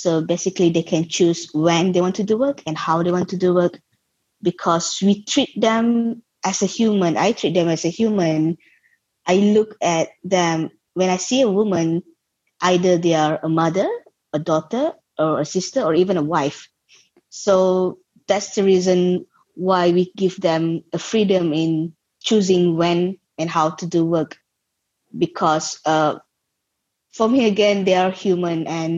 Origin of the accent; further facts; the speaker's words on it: Kedah, Malaysia; I grew up in Malaysia and I'm still in Malaysia.